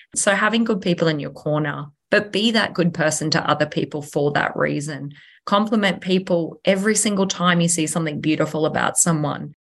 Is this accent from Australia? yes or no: yes; Nambour, Queensland, Australia; a Sunshine Coast local, born and bred. Um, so I was born in Nambour Hospital